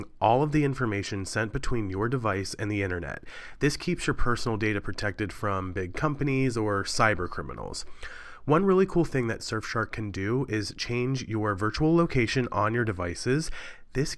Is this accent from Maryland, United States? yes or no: yes; Cumberland, Maryland, United States; moved away; My hometown of Cumberland, Maryland